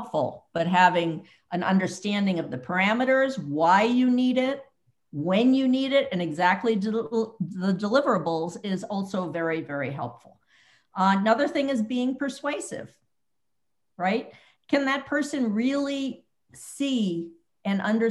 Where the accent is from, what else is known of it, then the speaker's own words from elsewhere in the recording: New York City, New York, United States; moved away as an adult; also born or lived in Boston / Bay Area; now in Silicon Valley, United States; I grew up in New York City